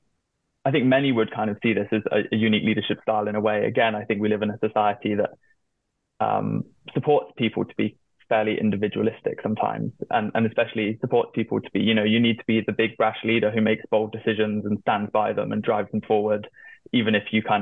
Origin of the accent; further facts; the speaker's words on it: hometown of Extinction Rebellion, South West England, United Kingdom; it's actually from my hometown